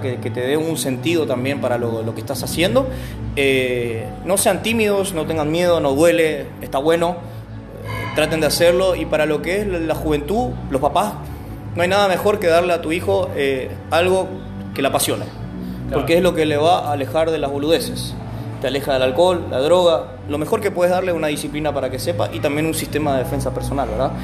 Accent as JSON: {"language": "Spanish", "country": "Argentina", "tie": "born or raised there", "moved": "as an adult", "lives_now": "Paraguay", "said": "soy argentino, nací ahí, estuve mucho tiempo y vine"}